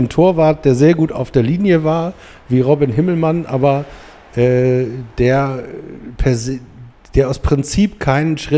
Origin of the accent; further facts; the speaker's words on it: Blankenese, Hamburg, Germany; ich bin aufgewachsen in Blankenese und wollte eigentlich bei Komet Blankenese